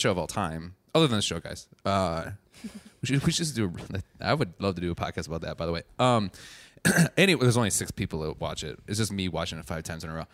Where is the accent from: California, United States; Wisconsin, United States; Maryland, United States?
Wisconsin, United States; being from Wisconsin, not a lot of cows